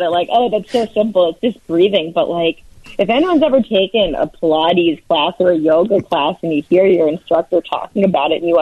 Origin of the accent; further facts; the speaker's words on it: New Jersey, United States; also born or lived in New York; now in Chicago, United States; I grew up in New Jersey and I lived in New York, and the bagels are superior there. And since I've lived in Chicago